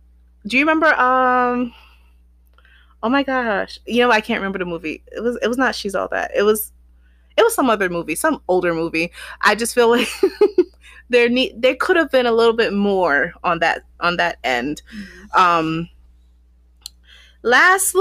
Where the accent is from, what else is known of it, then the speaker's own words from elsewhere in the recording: United States; also born or lived in Barbados (ancestry); I was born American